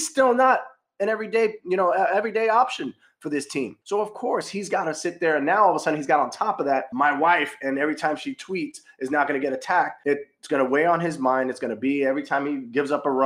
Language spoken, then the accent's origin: English; New York, United States; I'm a New Yorker